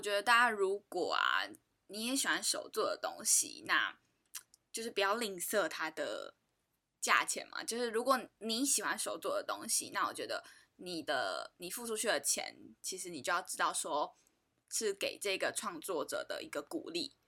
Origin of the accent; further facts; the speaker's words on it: Taiwan; 我们台湾人